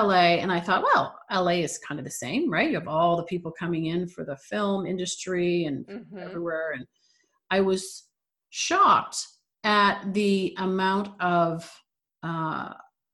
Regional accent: Toronto, Ontario, Canada; moved away as an adult; also born or lived in Los Angeles, California; now in California, United States; when I moved from Toronto, my hometown, to California

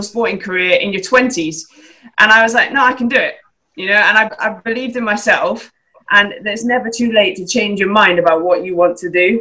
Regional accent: Scotland, United Kingdom; now in England

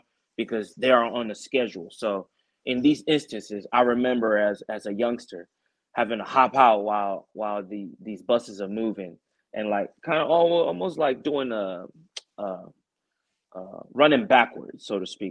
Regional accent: Nigeria; moved away; when I was growing up in Nigeria

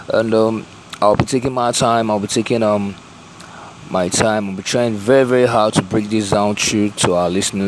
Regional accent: Tanzania; moved away as an adult; also born or lived in America; now in London, United Kingdom; I'm from Tanzania, and I've been in London for quite a year now. And I've also been in America

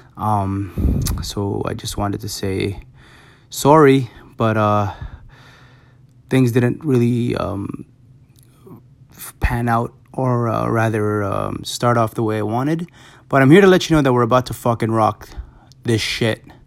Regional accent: Toronto, Ontario, Canada; I'm in, I'm from Toronto

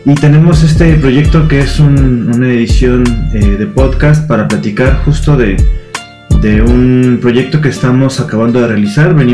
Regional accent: Colombia; now in León, Mexico; soy colombiano

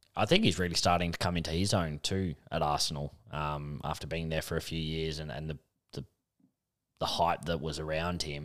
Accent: Australia; being Australian

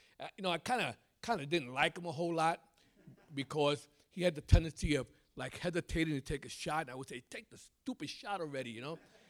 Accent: New York City, New York, United States; I've lived in New York my whole life. I'm a Brooklyn boy. But we're moving to Jersey, moving to Woodbridge, hopefully in October. But I'm not from Jersey. I'm from New York.

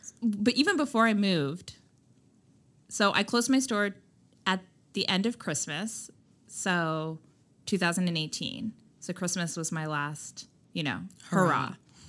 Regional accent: India; But I also, I'm Indian. I come from like, you know, my parents aren't strict Indians and they're not traditional by any means

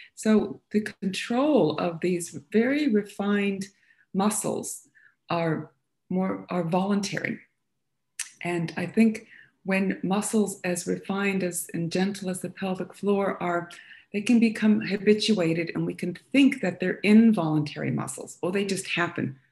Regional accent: United States; moved away as an adult; now in Australia; Not born and raised in Australia, it might be noticeable by the sound of my voice. But I um, I wound up here kind of young in my early 20s, and um, having explored um, a lot of uh, subjects in humanities and, and uh, liberal arts when I was in my college in America

